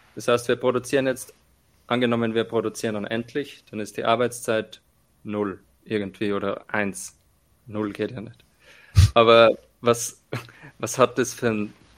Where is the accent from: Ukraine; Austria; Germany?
Austria; accent: strong dialect; bei uns in Österreich